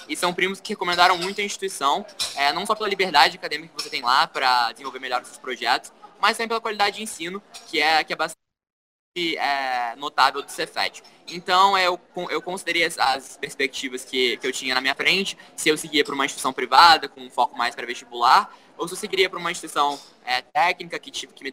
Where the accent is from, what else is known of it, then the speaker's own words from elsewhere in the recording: Minas Gerais, Brazil; eu vim de uma cidade do interior de Minas, então é, acabou, acabou que misturou tudo, a, a, a vivência de uma, numa metrópole